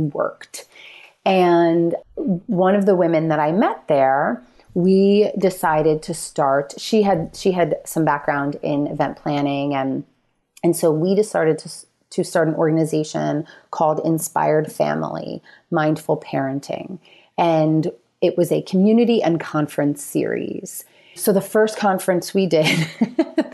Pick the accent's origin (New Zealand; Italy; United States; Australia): United States; New Jersey; moved away; also born or lived in Philadelphia; a few hours from my family in Philadelphia. We're from North Jersey